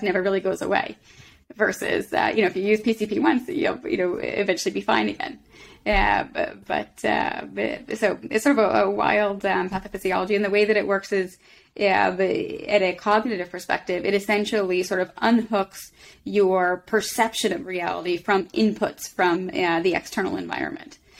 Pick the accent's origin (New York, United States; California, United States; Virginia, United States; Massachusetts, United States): Massachusetts, United States; Boston; moved away as an adult; now in Philadelphia, United States; I grew up in Boston, and then I came to, to Philly for medical school